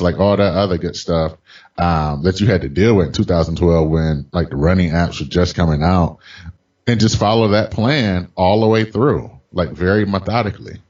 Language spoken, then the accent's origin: English; Detroit, Michigan, United States; also born or lived in Boston area / San Francisco area; now in San Francisco, United States; I'm originally from Detroit.